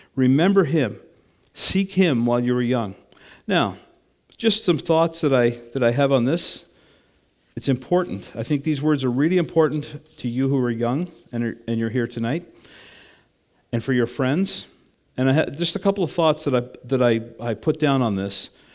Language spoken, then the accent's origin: English; Canada; I'm a Canadian